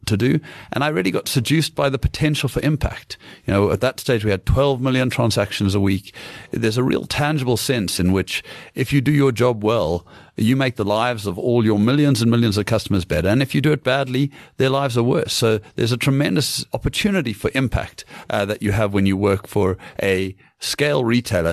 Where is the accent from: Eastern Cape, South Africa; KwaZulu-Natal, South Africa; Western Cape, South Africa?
Western Cape, South Africa; Cape Town; moved away as an adult; also born or lived in United Kingdom; I grew up in Cape Town, studied at UCT